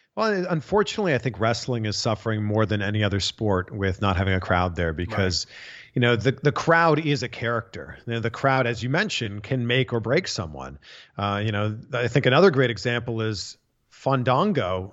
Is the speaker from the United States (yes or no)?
no; Canada; growing up in Canada, a lot of hockey on TV